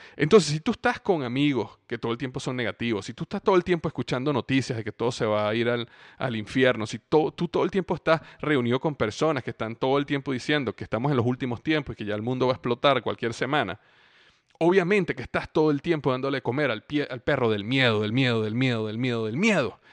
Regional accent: Venezuela; moved away as an adult; also born or lived in Cincinnati / Florida; clima en Venezuela, donde yo crecí

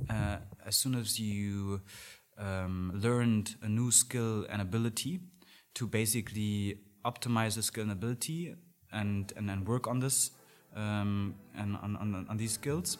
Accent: Berlin, Germany; also born or lived in London; So I was basically born and raised in Berlin. Went to school here

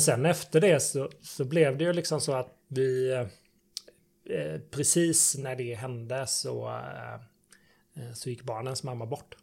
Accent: between Varberg and Falkenberg, Halland County, Sweden; moved away as an adult; also born or lived in Gothenburg; jag kommer från en gård i Sibba mellan Varberg och Falkenberg. Så jag är mm. -hmm. bondson

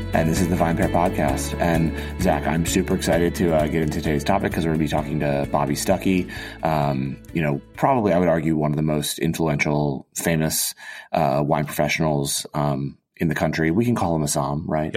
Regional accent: Auburn, Alabama, United States; also born or lived in Boulder, Colorado; my my my dad got a job at Auburn University, and we wound up War Eagle going moving to Auburn

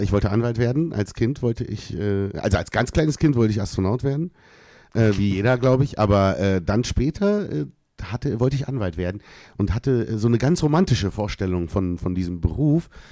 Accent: Berlin, Germany; bin ja in Berlin geboren auf meinem deutschen Ausweis

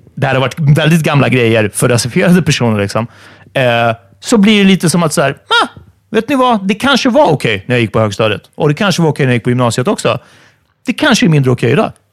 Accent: Stockholm, Stockholm County, Sweden; min uppväxt i Farsta

